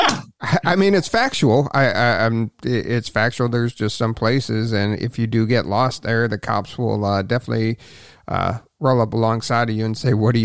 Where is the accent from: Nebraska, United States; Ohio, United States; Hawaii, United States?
Ohio, United States; Cleveland; I was from the Cleveland area